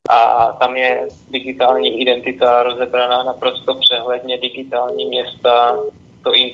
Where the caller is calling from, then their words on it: Olomouc, Olomouc Region, Czechia; jsme z Olomouce